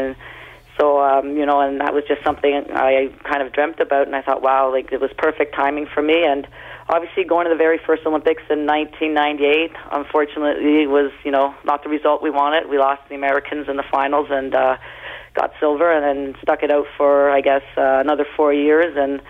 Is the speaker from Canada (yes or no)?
yes; Canada; also born or lived in Northern Ireland; I was born in Northern Ireland, so my parents didn't even know what the game of hockey was, and immigrated to Canada at a young age and came to Canada.